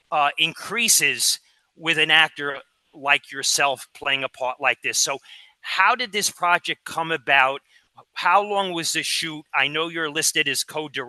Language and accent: English; New York City, New York, United States; When I was a kid in 1972, I grew up in Brooklyn, New York